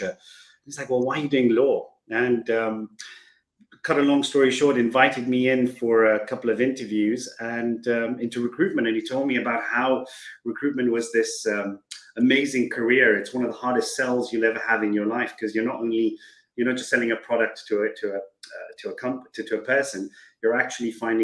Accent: Kenya; moved away as an adult; Born and brought up in Kenya, kind of went through the education system there

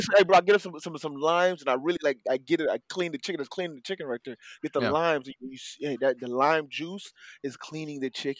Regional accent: Haiti; moved away; growing up in Haiti

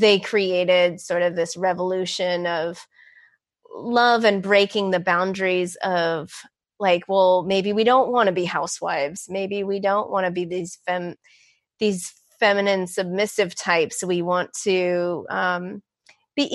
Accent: San Francisco, California, United States; growing up in San Francisco

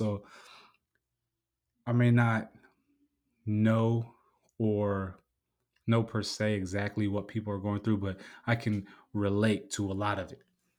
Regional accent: San Diego, California, United States; just growing up in San Diego, like when you walk down the street, because you walk everywhere.

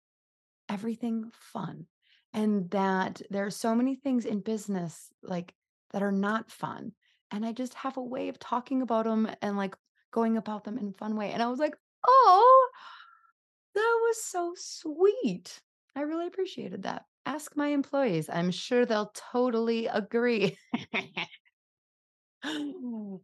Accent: United States; accent: American; I'm just going to keep my American accent on the thing.

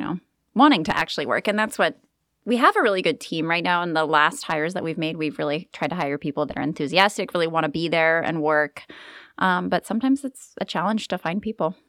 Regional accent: Kent, Washington, United States; moved away; we grew up in Kent, Washington, just a few hours north.

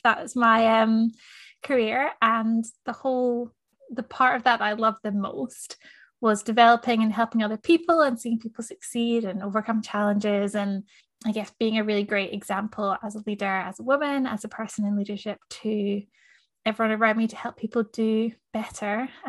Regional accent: Scotland, United Kingdom; also born or lived in New Zealand; now in Melbourne, Australia; I'm a Scottish Kiwi. I've lived in Melbourne for 4 years now.

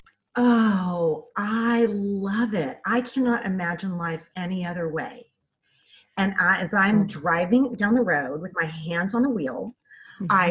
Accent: California, United States; We moved to Santa Barbara, California, cause we're from California

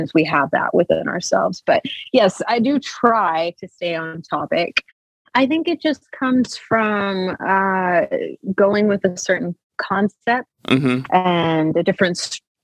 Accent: the Ozarks, United States; my hometown. I'm originally from the Ozarks, so I'm a mountain girl by nature

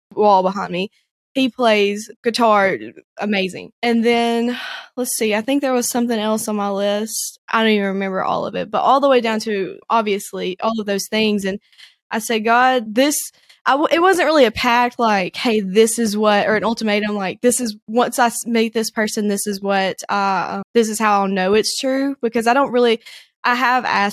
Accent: the Shoals area, Northwest Alabama, United States; moved away as an adult; now in Chattanooga, United States; I grew up in Northwest Alabama, around in the Shoals area

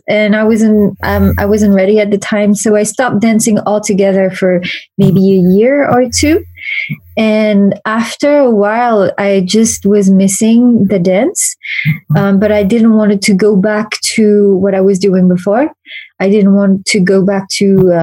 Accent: Paris, Île-de-France, France; I was born and raised in Paris

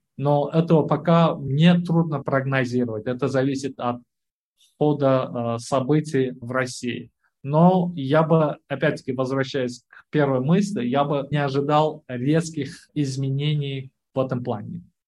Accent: Uzbekistan; Я вот родом из Узбекистана

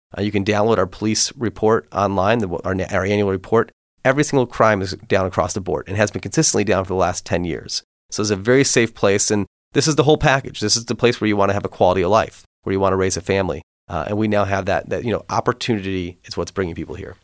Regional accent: Kimball Township, Michigan, United States; raised in, in Kimball Township, just outside Port Huron

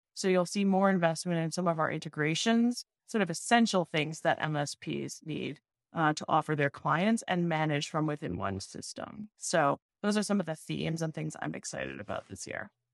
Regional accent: Montreal, Quebec, Canada; now in Boston, United States; I actually live in Boston, uh, okay. and I'm from Montreal originally.

